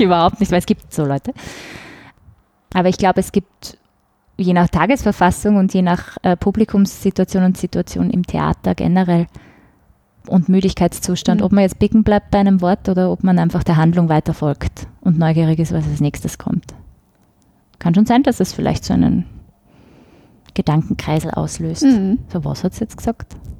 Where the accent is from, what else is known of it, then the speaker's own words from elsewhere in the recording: Vienna, Austria; accent: Wienerisch; mit Wienerisch